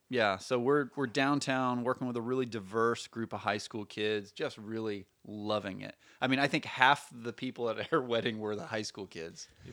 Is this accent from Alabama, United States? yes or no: yes; Birmingham, Alabama, United States; moved away as an adult; also born or lived in Portland; I grew up in Birmingham.